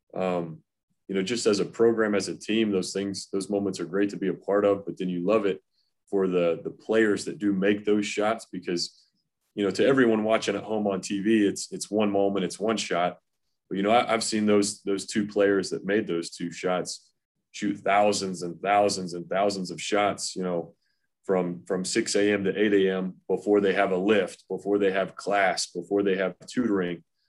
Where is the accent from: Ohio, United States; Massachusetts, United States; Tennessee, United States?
Tennessee, United States; Knoxville; I grew up in Knoxville, Tennessee.